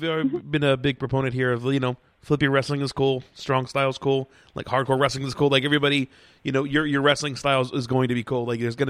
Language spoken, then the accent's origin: English; Lancaster, Pennsylvania, United States; We're from Lancaster, but we're not Amish.